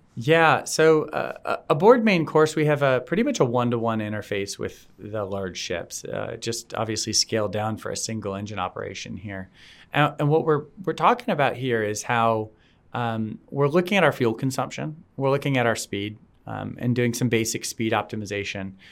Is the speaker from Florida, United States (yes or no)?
yes; South Florida, United States; I grew up in South Florida